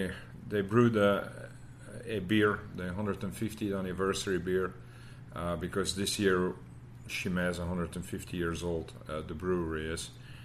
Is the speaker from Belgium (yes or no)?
yes; Leuven, Flanders, Belgium; moved away as an adult; also born or lived in Austin, Texas; now in United States; my hometown is Leuven, where Stella Artois is brewed, great university town, great party town.